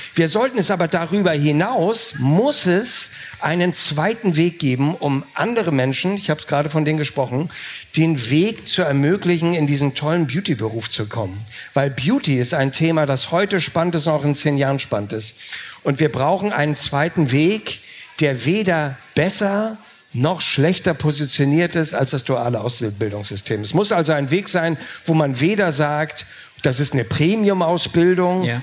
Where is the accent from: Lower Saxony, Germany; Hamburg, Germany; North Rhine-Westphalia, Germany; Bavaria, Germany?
Hamburg, Germany; als Hamburger